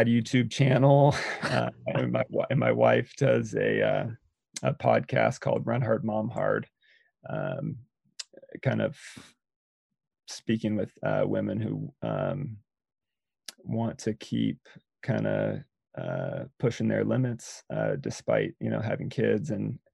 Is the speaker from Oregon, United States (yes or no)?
yes; Eugene, Oregon, United States; also born or lived in Bend, Oregon; I grew up in Eugene, Oregon